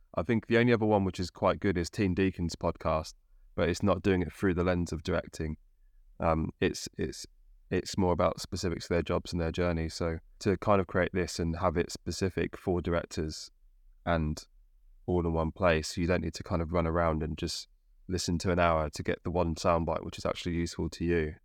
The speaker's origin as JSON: {"language": "English", "region": "Midlands", "country": "United Kingdom", "moved": "yes", "lives_now": "London, United Kingdom", "said": "I'm from the Midlands, I live yeah, around London"}